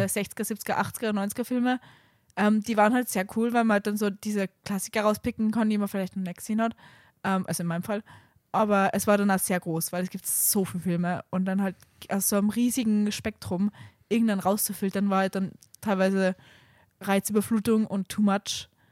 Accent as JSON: {"language": "German", "region": "Salzburg", "country": "Austria", "tie": "born or raised there", "moved": "yes", "said": "wenn ich in Salzburg fahre, mein, in meine Heimat"}